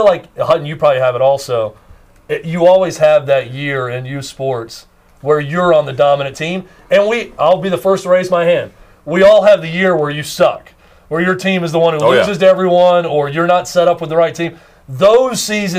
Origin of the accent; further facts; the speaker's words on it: Gladeville, Tennessee, United States; When I was in fifth grade, Glayville, a little small community in Wilson County, I'm from Glayville, went to Glayville Elementary